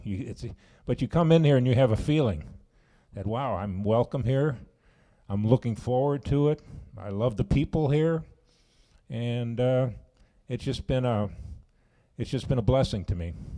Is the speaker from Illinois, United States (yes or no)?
yes; Chicago, Illinois, United States; now in Sauk Prairie, United States; I'm from Chicago area